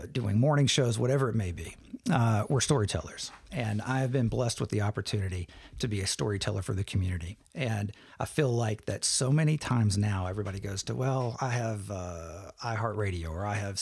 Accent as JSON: {"language": "English", "area": "Logan County", "region": "Kentucky", "country": "United States", "tie": "born or raised there", "said": "I grew up in Logan County, so I'm from this area"}